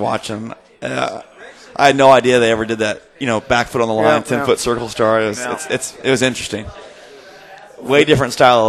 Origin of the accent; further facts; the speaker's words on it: Beech Grove, Indiana, United States; I was a Beech Grove kid